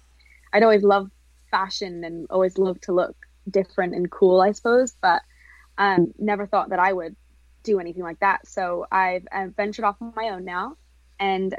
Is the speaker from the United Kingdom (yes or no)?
yes; England, United Kingdom; also born or lived in Hollywood; now in Orange County, United States; I'm from England originally